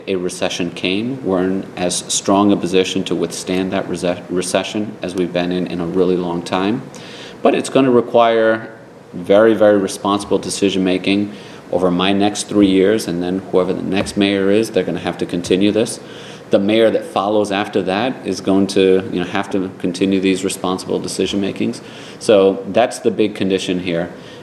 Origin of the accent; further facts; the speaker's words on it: Providence, Rhode Island, United States; When I was growing up in Providence, our city wasn't known for being a safe city